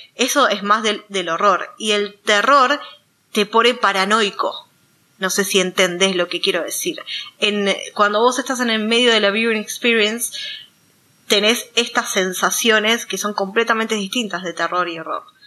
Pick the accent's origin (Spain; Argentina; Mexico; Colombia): Argentina; nosotros, siendo de Argentina